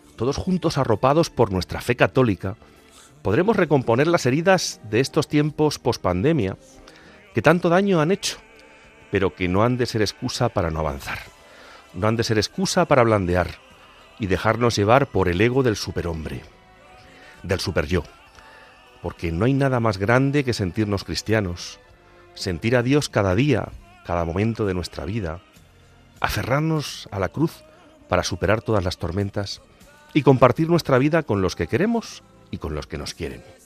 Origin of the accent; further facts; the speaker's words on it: Castilla-La Mancha, Spain; moved away as an adult; also born or lived in Extremadura; now in Madrid, Spain; Soy, como digo muchas veces, castellano manchego con aires extremeños